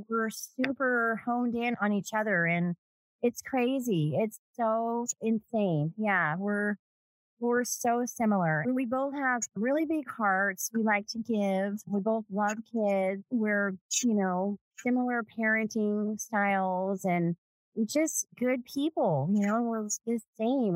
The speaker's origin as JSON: {"language": "English", "town": "Los Angeles", "region": "California", "country": "United States", "tie": "born or raised there", "moved": "yes", "lives_now": "Las Vegas, United States", "said": "I was born in 1970 in Southern California, LA. I was adopted."}